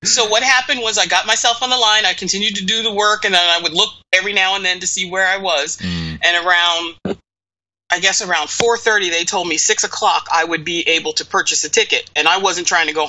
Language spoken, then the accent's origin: English; Eastern Pennsylvania, United States; I grew up a theater kid. Mm-hmm. And I can remember lots of times where my mother and I... I'm from Eastern Pennsylvania, and it's not that far from New York City.